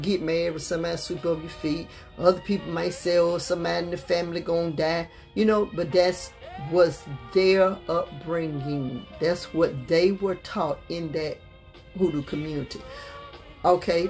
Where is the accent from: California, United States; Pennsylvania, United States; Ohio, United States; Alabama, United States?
Alabama, United States; Montgomery; also born or lived in New York; when I was coming up, we came here from New York. You know, Montgomery, Alabama was really country